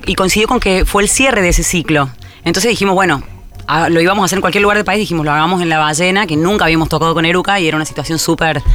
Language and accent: Spanish; Córdoba, Argentina; also born or lived in Zárate, Buenos Aires; nací en Zárate, pero me fui a los cuatro años a Córdoba